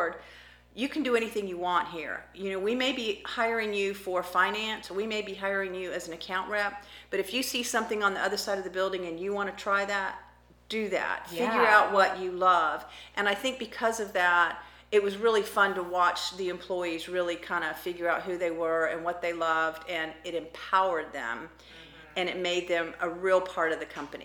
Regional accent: Florida, United States; also born or lived in Kodiak Island, Alaska; I was born in Alaska, but grew up in Florida.

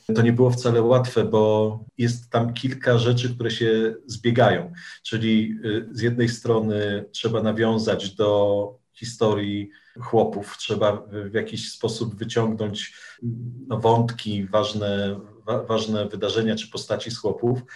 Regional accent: Sierpc, Masovian Voivodeship, Poland; moich rodzinnych stronach. W sierpcu i w okolicach na Mazowszu

